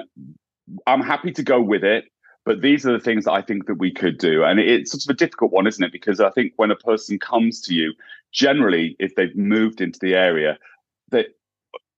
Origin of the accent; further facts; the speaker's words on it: English countryside, England, United Kingdom; now in United States; I grew up in the English countryside too, so I went to a small town